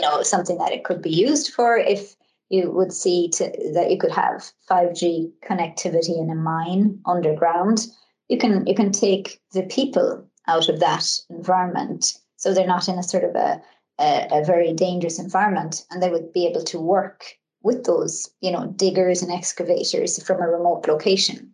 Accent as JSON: {"language": "English", "country": "Ireland", "said": "I come from Ireland and um, I come from a, a, large family"}